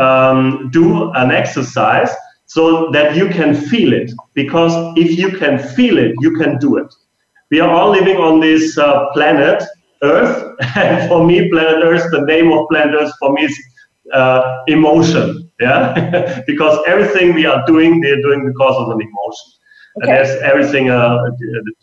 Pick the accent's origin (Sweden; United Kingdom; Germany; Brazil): Germany; now in Marbella, Spain; I'm actually from Germany